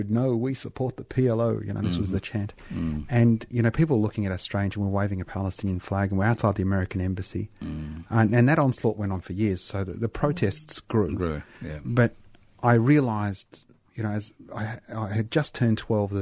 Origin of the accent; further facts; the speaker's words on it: Dandenong, Victoria, Australia; also born or lived in Cheltenham, Melbourne; we grew up in Dandenong. And then we had a period where we lived in Cheltenham